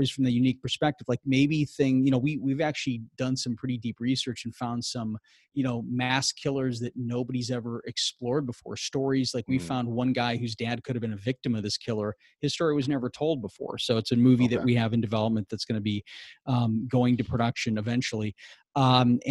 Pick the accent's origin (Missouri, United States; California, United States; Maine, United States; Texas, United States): Missouri, United States; St. Louis; moved away as an adult; I'm from St. Louis, Missouri, so I went to school out there for media, script writing, and everything else like that. So I moved out here